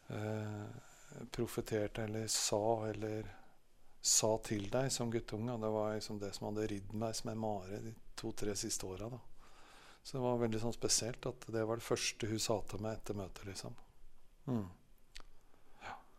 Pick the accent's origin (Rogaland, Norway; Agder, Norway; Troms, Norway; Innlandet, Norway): Innlandet, Norway; Jaren, Gran; Jeg vokste opp på Salem Jarn, da. På, rett borti bygda her.